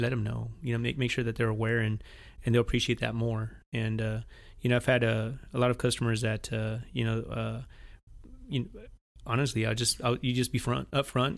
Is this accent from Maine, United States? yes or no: no; Washington, United States; moved away as an adult; also born or lived in Monterrey, Nuevo León, Mexico / Spokane, Washington; now in Weslaco, Texas, United States; when I was about three, four years old, we moved to Washington State. So, state of Washington was my home for about eighteen, twenty years, and so I went to, uh, all my school